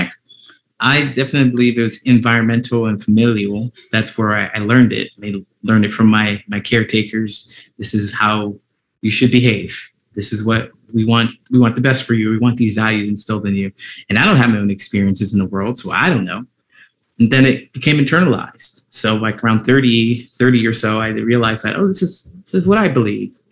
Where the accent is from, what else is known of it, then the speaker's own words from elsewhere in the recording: Ohio, United States; growing up in Ohio